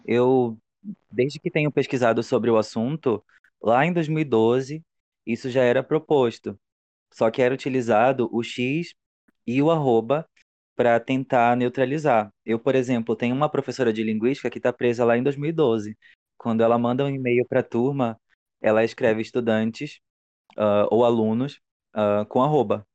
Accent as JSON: {"language": "Portuguese", "town": "Macapá", "region": "Amapá", "country": "Brazil", "said": "eu sou de Macapá, capital do Amapá."}